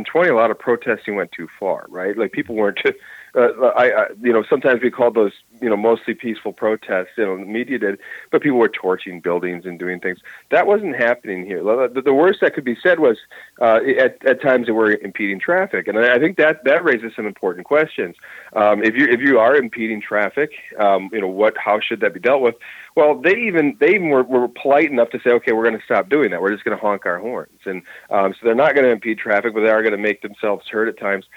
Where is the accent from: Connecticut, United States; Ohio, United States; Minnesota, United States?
Minnesota, United States; it was here in our state. I'm from Minnesota